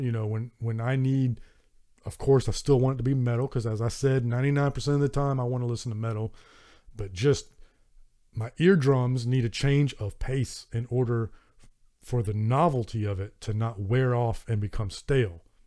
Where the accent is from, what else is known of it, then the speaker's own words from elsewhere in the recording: Southern United States, United States; accent: Southern American; my Southern American accent